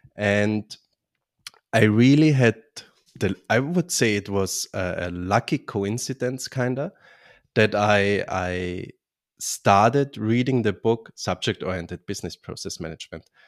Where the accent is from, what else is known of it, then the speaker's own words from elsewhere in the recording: Vienna, Austria; now in Bavaria, Germany; I'm originally from Austria, Vienna, from the beautiful city Vienna, but live now in southern Germany, in Bavaria